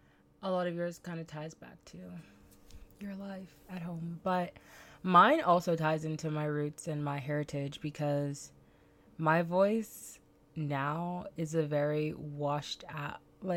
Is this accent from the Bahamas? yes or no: yes; Bahamas; accent: Bahamian; when I'm tired, I kind of fall back to my regular Bahamian accent. And no one, I don't even think that my Bahamian accent is as thick as other Bahamians.